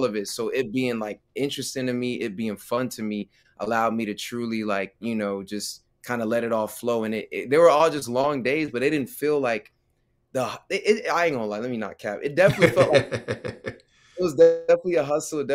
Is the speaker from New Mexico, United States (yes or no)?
no; Clayton County, Georgia, United States; born and raised in Clayton County, Georgia